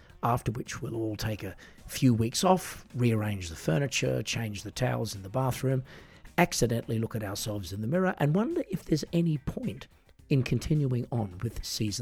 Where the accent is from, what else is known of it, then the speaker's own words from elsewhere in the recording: Australia; I'm an Australian singer-songwriter